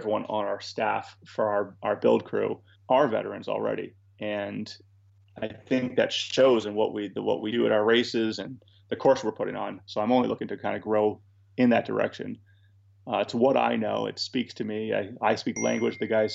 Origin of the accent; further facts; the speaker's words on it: New England, United States; I'm from New England, born and raised here, went off to the military from here, and I came back to here after I got out.